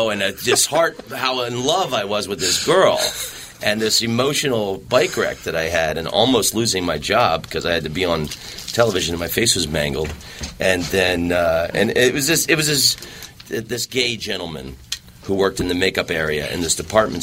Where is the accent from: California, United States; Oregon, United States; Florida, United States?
Florida, United States; Orlando; moved away as an adult; also born or lived in Amsterdam; I grew up in Orlando, Florida